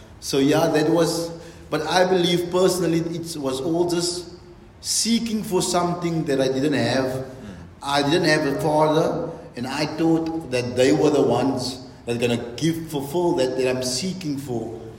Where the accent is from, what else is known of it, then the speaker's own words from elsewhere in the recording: Bonnyville, Alberta, Canada; I'm from Bonnyville. I attend the Beautiful Exchange Grace Church. I was born and bred in Bonnyville.